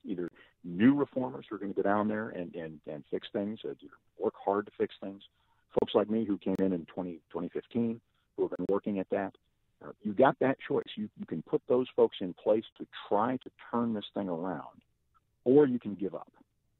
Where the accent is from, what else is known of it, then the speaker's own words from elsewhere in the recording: DuPage County, Illinois, United States; also born or lived in Nashville, Tennessee; when we were growing up in DuPage